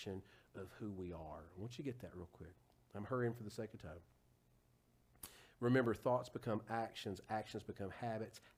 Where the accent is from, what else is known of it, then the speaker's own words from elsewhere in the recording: Huntsville, Alabama, United States; my hometown of Huntsville